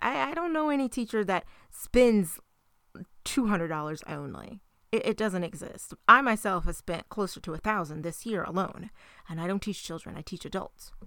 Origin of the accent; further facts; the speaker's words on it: United States; our country